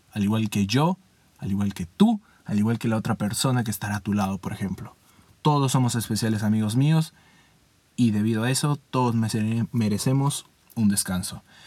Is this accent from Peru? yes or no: yes; Peru; mi país Perú